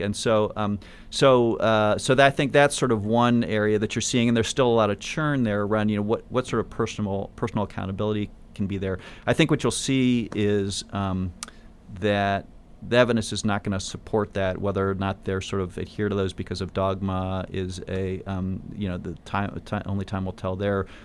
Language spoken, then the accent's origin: English; Michigan, United States; moved away as an adult; also born or lived in California / Pacific Northwest; I grew up in Michigan